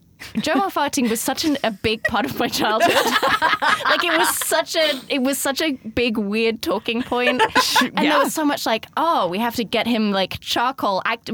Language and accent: English; South West England, United Kingdom; I grew up in the southwest of England.